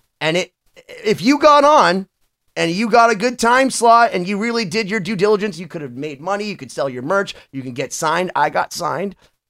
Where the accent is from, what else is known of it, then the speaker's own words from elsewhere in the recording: Worcester, Massachusetts, United States; when I was growing up in Worcester, Massachusetts, listening to WAAF, which was the rock station, besides WBCN